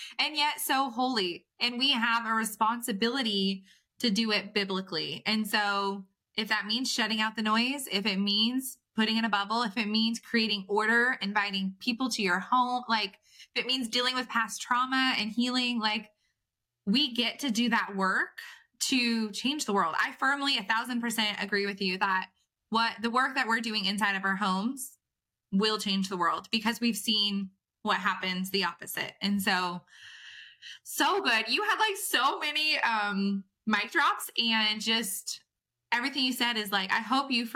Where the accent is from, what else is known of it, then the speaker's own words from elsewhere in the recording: California, United States; I'm from California